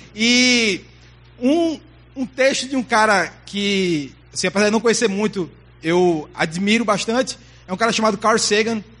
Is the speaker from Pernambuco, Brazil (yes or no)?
yes; Recife, Pernambuco, Brazil; also born or lived in Manaus, Amazonas, Brazil; Eu nasci lá, mas fui pra Recife muito novo